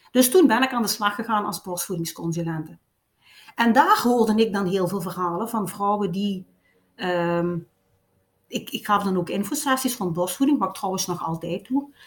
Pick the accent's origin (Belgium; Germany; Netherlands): Belgium; Limburg, Flanders; accent: Limburgs; met een Limburgs accent, maar dat kan ik ook niet wegsteken